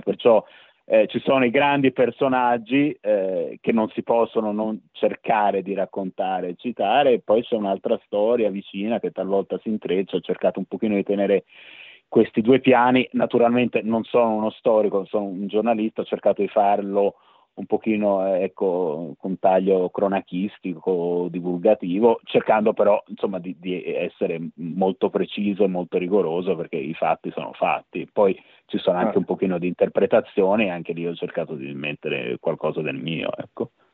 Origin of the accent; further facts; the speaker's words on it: Florence, Tuscany, Italy; sono fiorentino nonostante il cognome